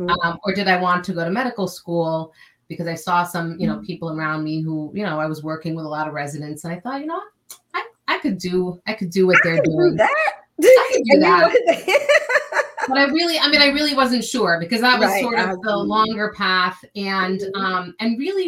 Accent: New York area, United States; also born or lived in California; I grew up in the New York area

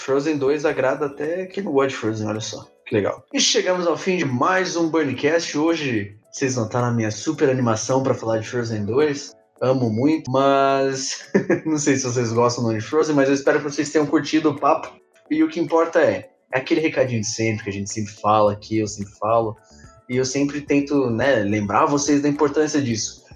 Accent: São Paulo, Brazil; a gente é de São Paulo

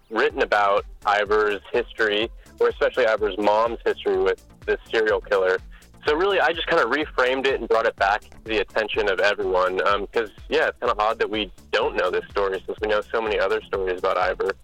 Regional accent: Mukilteo, Washington, United States; I grew up in Mukilteo

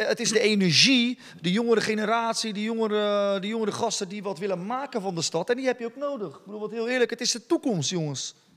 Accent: Dordrecht, South Holland, Netherlands; als Dordtenaar zijn, de, eh, zijn we allemaal trotse ambassadeurs van onze stad

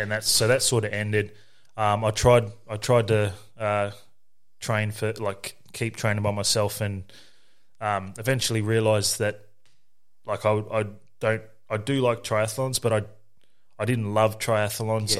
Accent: Nerang, Queensland, Australia; also born or lived in Moree, New South Wales / South Brisbane, Queensland; we were raised on the Gold Coast in Narang, um, by my mother

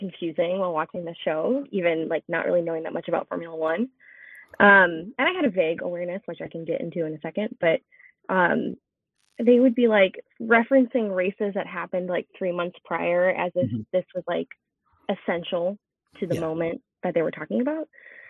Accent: Chicago, Illinois, United States; I'm from Chicago.

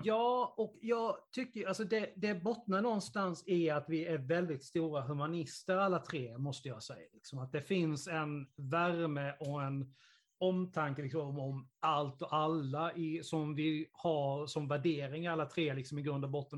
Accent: Sweden; i Karlsson, där jag kommer ifrån

